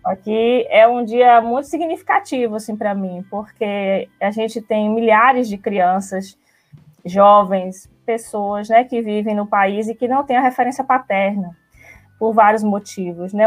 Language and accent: Portuguese; Alagoinhas, Bahia, Brazil; eu sou, eu venho de Alagoinhas, sou da cidade do interior, aqui pertinho. Eu não sei dizer quilometragens, mas eu sei que é bem pertinho daqui, tipo uma hora e meia, mais ou menos. Eu nasci lá, em Alagoinhas